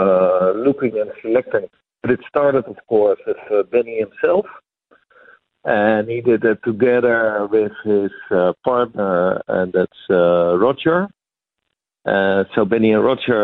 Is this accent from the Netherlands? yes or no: yes; Netherlands; I'm from the Netherlands